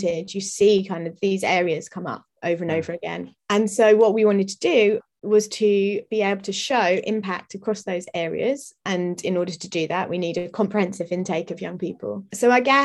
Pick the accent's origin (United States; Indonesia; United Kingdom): United Kingdom; London; I grew up in South London